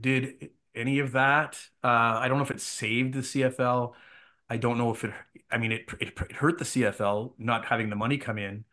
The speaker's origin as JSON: {"language": "English", "town": "Ottawa", "region": "Ontario", "country": "Canada", "tie": "born or raised there", "said": "I grew up in Ottawa. I grew up a, an Ottawa Rough Riders fan."}